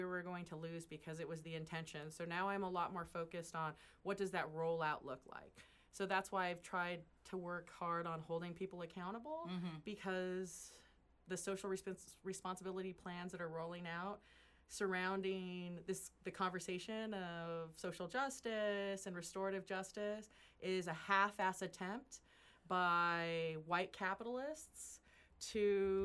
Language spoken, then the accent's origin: English; Central Valley, California, United States; first language English; I grew up in the Central Valley